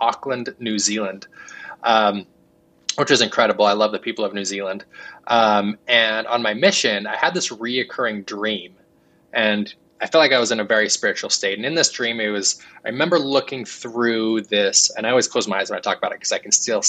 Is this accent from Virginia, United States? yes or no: no; Salt Lake City, Utah, United States; I grew up in Salt Lake City, Utah